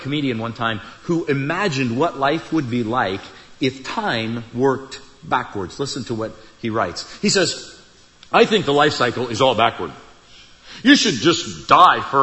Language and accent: English; Iowa, United States; I grew up in Iowa, out in the country. I'm a country kid, rural